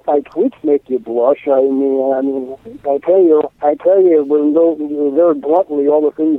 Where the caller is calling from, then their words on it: Troy, New York, United States; I am calling from Troy, New York State